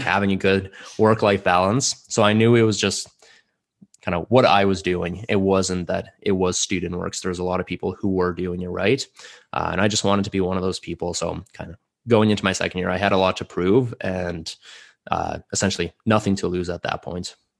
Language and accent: English; Calgary, Alberta, Canada; first language Russian; English is a second language; also born or lived in Samara, Russia / Airdrie, Alberta; I moved here, uh, to Calgary, lived here for a couple of years, and then, uh, my family just moved to Airdrie. I lived there for a while, and now I'm back in Calgary